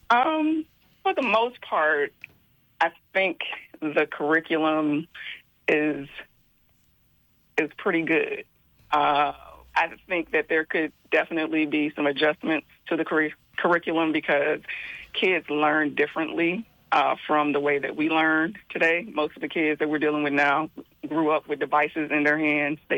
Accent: Memphis, Tennessee, United States; I'm from Tennessee.

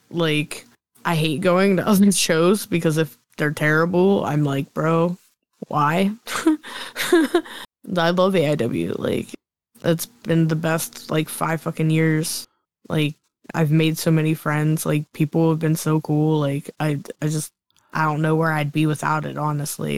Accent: Chippewa, Pennsylvania, United States; born or raised there

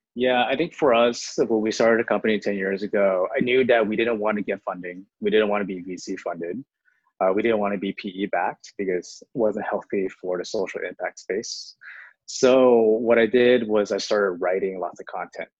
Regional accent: Houston, Texas, United States; first language Chinese; English is a second language; moved away; also born or lived in Harlem, New York; I'm born in Houston, Texas, and they sent me to ESL because I learned Chinese first at home

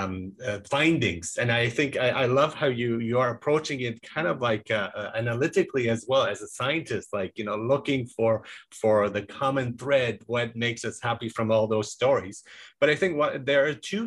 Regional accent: Germany; had a pretty gruff Latin teacher in high school in Germany when I was growing up

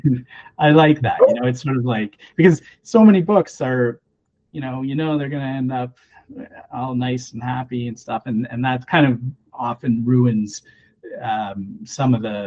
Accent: Canada; also born or lived in Ontario; as a Canadian

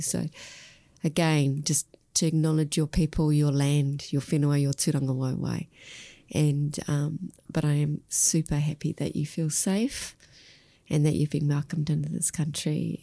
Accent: Melbourne, Victoria, Australia; I grew up in Melbourne

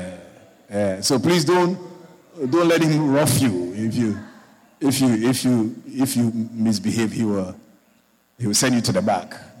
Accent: Georgetown, Guyana; moved away; i born Guyanese, but I live abroad for many years. I come back home for live now

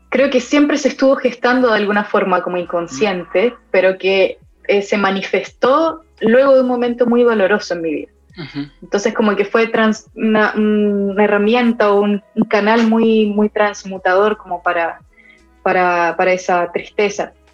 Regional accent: Buenos Aires, Argentina; also born or lived in Ecuador; nací en Ecuador, viví tres años de mi vida ahí, mi familia también es de allá, viví los primeros tres años y después eh, viví siete años en Buenos Aires

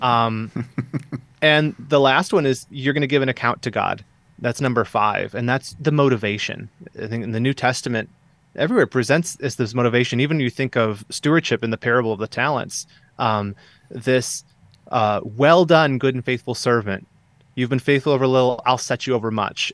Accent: Southeast Michigan, United States; moved away as an adult; I grew up here in Southeast Michigan

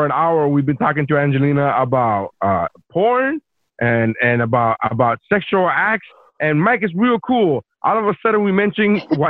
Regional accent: Nicaragua; now in Miami, United States; Yeah, no, I'm from Nicaragua. I'm from Nicaragua. My family over there still does

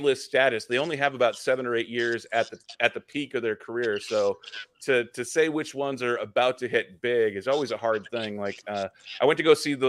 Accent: Seattle, Washington, United States; I'm from Seattle

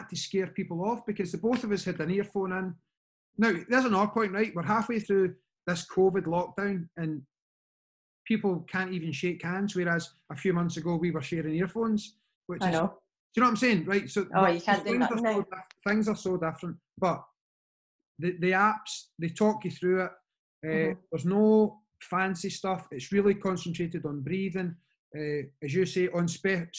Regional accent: Scotland, United Kingdom; we're Scottish

